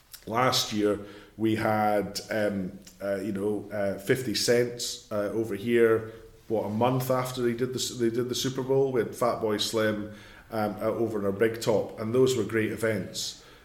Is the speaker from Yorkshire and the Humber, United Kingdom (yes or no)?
no; East Lothian, Scotland, United Kingdom; I'm from East Lothian